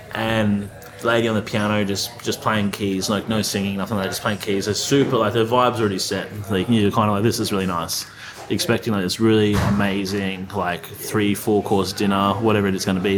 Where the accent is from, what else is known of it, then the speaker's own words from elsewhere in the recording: Australia; I'm Australian